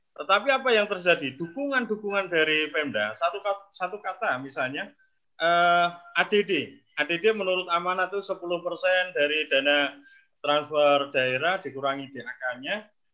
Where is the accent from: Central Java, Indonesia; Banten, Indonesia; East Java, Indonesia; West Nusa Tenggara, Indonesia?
Central Java, Indonesia; saya dari Jawa Tengah.